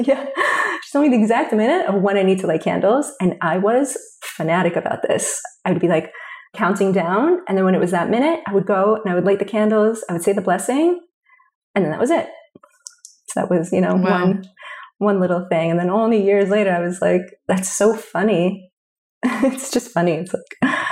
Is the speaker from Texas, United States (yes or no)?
no; New Jersey, United States; I grew up in New Jersey.